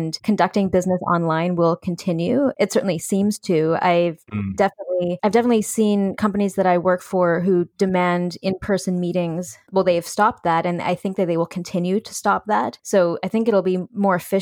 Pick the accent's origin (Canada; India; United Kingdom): Canada; Victoria, British Columbia; now in New York City, United States; I grew up in Victoria, BC